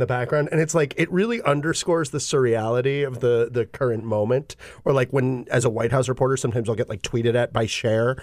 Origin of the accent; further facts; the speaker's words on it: Brooklyn, New York, United States; I'm from Brooklyn, but my cousins live in Westfield.